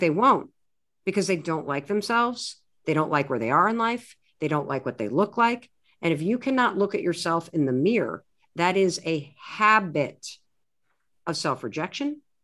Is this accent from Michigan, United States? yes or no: yes; Michigan, United States; I grew up in the United States, in the Midwest. I was raised in a family that went to a, uh, Methodist church, a pretty liberal one, uh, in a small town in Michigan